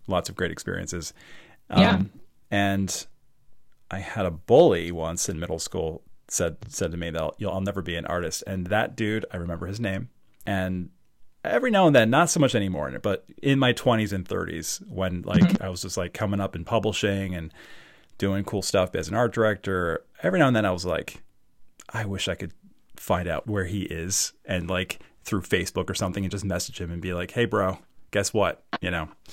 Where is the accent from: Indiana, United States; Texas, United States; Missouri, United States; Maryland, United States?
Maryland, United States; Baltimore; also born or lived in Parkville, Maryland / Towson, Maryland; I'm from Baltimore.